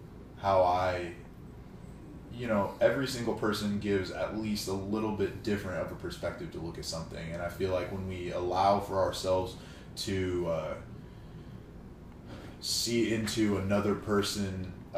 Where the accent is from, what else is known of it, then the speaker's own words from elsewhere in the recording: California, United States; I am from the Bay Area.